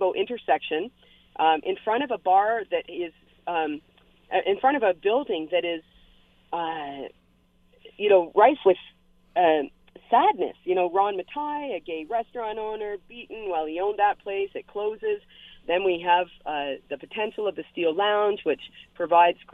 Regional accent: London, Ontario, Canada; now in Hamilton, Canada

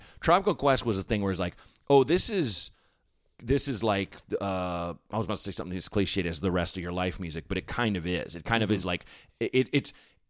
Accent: Portland, Oregon, United States; Portland, Oregon. In like kind of a slightly blacker area of Portland, which is sounds like an oxymoron.

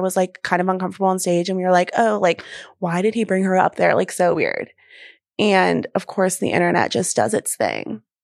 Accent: the South, United States; I grew up in the South

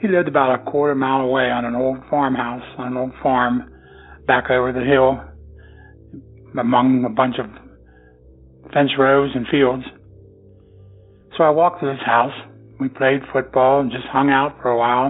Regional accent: Pennsylvania, United States; I am from Pennsylvania.

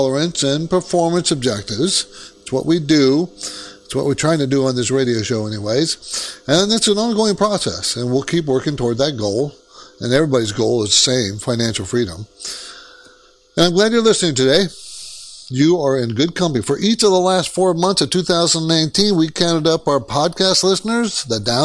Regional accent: Southern California, United States; also born or lived in Seattle / New York City area; I was actually born in Seattle, but I was raised in Southern California

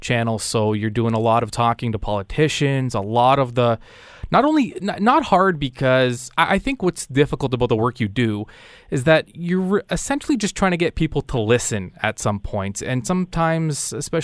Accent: Canada; I said, "Canada."

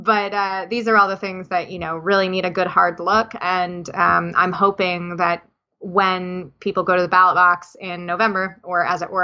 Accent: New Jersey, United States; accent: New Jersey; also born or lived in Russia; that just makes me sound like I'm from New Jersey, which I am.

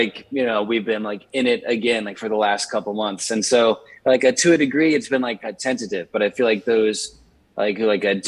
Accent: Richmond, Virginia, United States; now in Nashville, United States; I grew up in Richmond, Virginia, and I spent the initial half of my childhood in the inner city.

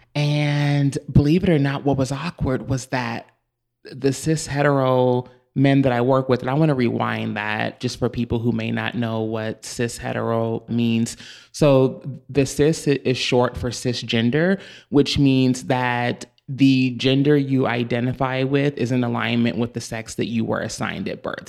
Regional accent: Louisville, Kentucky, United States; moved away as an adult; now in Los Angeles, United States; I'm originally from Louisville, Kentucky

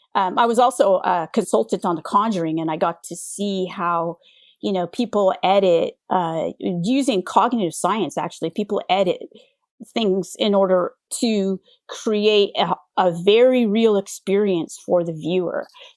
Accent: California, United States; And I grew up in the Bay Area during the dot-com era. You know, I went to grad school.

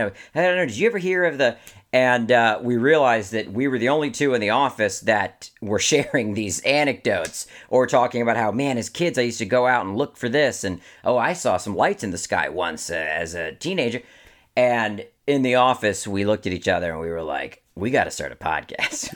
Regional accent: Maryland, United States; I grew up in Maryland

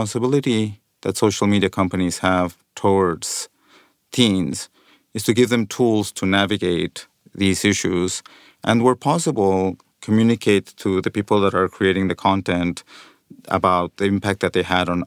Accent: Mexico; moved away as an adult; also born or lived in London; growing up in Mexico with the family

